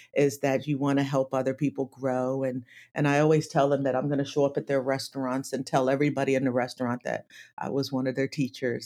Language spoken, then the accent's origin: English; Atlantic City, New Jersey, United States; I grew up in Atlantic City